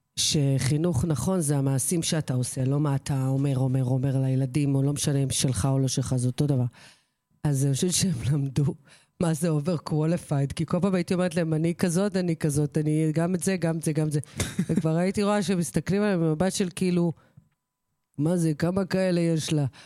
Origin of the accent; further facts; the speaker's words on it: Kfar Vitkin, Central District, Israel; שבכפר ויתקין היה קונדיטור, אחד הטובים בארץ, בנמי ברטיני שביט, או- או עוגות של בנמי, שהוא היה- עושה עוגות צרפתיות, אה, גורמה. זה היה אצלנו במושב